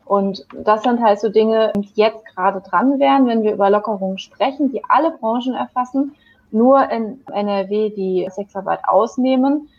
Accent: Chile; now in Germany; in meine alte Heimat nach Chile

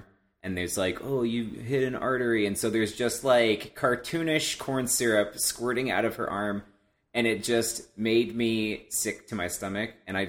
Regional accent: Ohio, United States; Columbus, Ohio, my home state

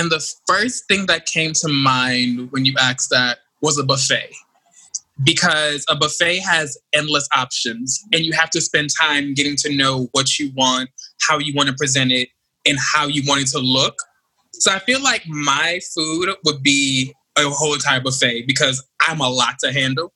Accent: Jamaica; I'm Jamaican

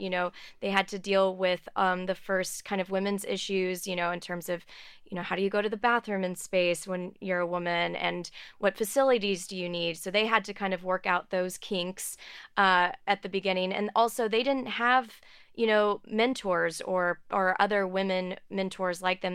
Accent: outside of Houston, Texas, United States; I grew up outside of Houston

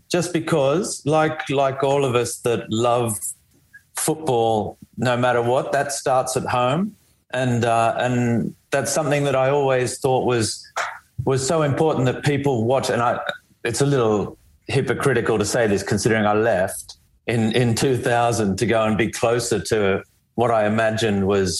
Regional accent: Canberra, Australian Capital Territory, Australia; moved away as an adult; also born or lived in Melbourne; I grew up in Canberra.

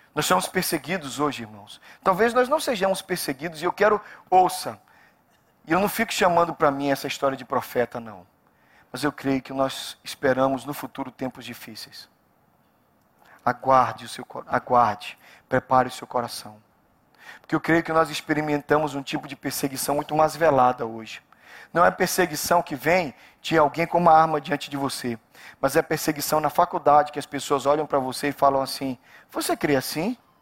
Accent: Brazil; cresci no Brasil

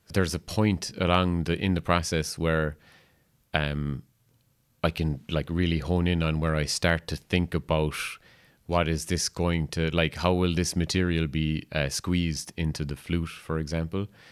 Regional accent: Kerry, Munster, Ireland; a composer from Kerry

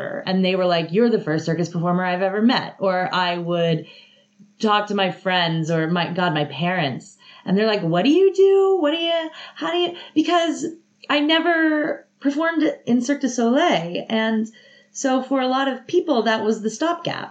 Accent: Atlanta, Georgia, United States; moved away as an adult; also born or lived in Athens, Georgia; I'm from Atlanta, so it was close to my family

